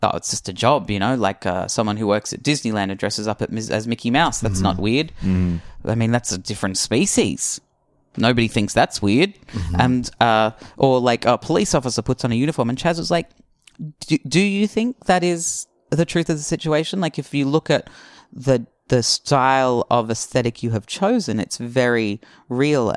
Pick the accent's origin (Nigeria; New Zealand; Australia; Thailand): Australia; growing up in Australia